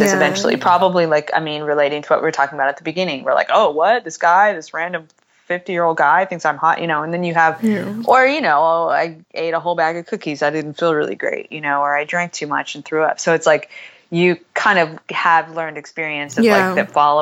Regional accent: United States; I'm such an American

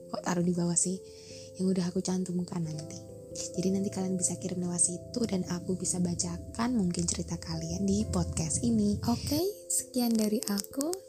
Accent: Java, Indonesia; aku juga orang Jawa asli jadi nanti kalau misalnya ada logat yang aneh atau tutur bahasa yang lucu buat kalian mungkin aku minta maaf

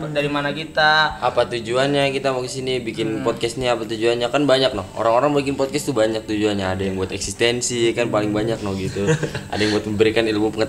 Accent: Bekasi, West Java, Indonesia; accent: Bekasi; Uh, ya gue asli Bekasi besar di Bekasi jadi mungkin kalau lu denger suara gue atau denger logat logat gue ngomongannya orang Bekasi orang-orang Bekasi ya karena gue emang besarnya di Bekasi gitu

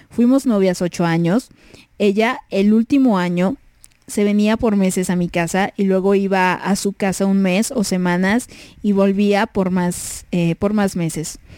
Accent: Puerto Rico; now in United States; y pues yo soy de Puerto Rico, pero vivo en Estados Unidos.

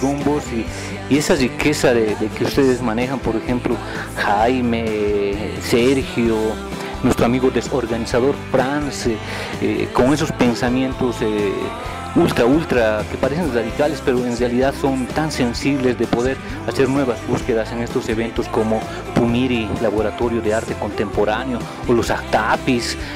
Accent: Bolivia; somos tan bolivianos

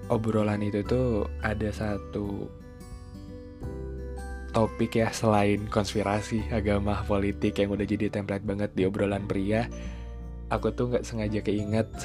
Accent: Cimahi, West Java, Indonesia; makan di Cimahi aja deh gitu di kotaku

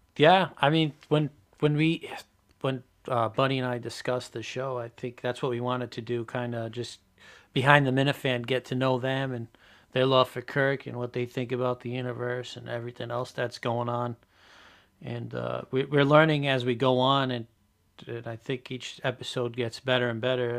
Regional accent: Portugal; we're, Buddy and I are both Portuguese

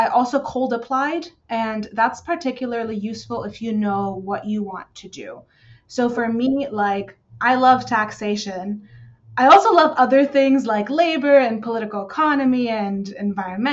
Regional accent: California, United States; also born or lived in Berlin, Germany / Paris, France; I grew up in California

